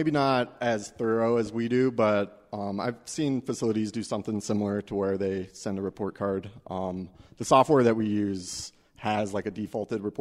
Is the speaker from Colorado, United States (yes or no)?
yes; Denver, Colorado, United States; You know, I'm from Denver, so it's important to me that we.